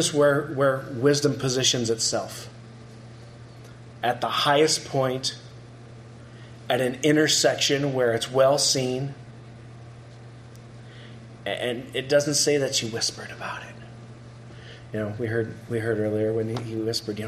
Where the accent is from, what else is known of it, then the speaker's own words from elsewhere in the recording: South Dakota, United States; moved away; when I grew up in South Dakota, we lived out in the country